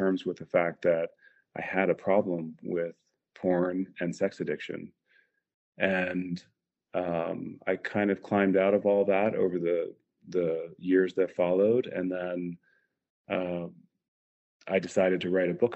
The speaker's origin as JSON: {"language": "English", "region": "New Jersey", "country": "United States", "tie": "born or raised there", "also_born_or_lived": "Colorado / California", "moved": "as an adult", "said": "I grew up in New Jersey"}